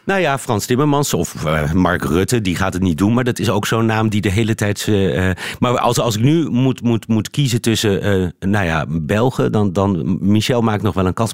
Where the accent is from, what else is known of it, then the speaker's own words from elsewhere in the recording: Netherlands; moved away as an adult; now in Brussels, Belgium; als Nederlander